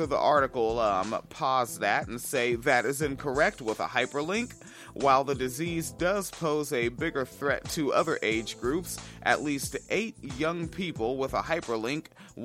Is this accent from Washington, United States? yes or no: yes; Washington, United States; moved away; I grew up in Washington State, right, where, school ended mid to late June